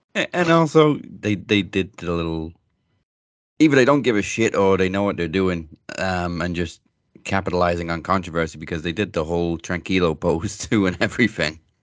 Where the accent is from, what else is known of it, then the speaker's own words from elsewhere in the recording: Wrexham, Wales, United Kingdom; the new Welcome to Wrexham series that's airing right now with, uh, Rob and Ryan Reynolds, um, is obviously based in my hometown